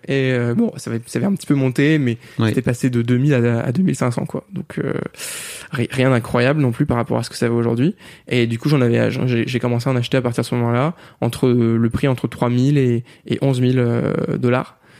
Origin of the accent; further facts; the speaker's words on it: France; on est français